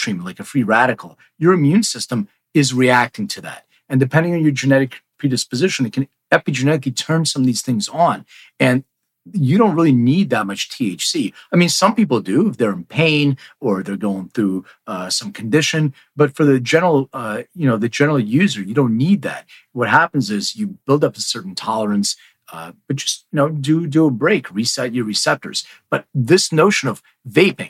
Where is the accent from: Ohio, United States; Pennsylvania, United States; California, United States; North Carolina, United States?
Pennsylvania, United States; Philadelphia; now in Los Angeles, United States; I'm from Philly, but I live in LA now